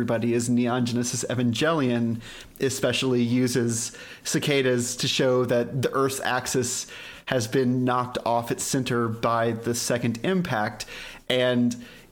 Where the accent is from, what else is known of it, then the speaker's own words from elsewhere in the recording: Dallas, Texas, United States; I grew up in Dallas, Texas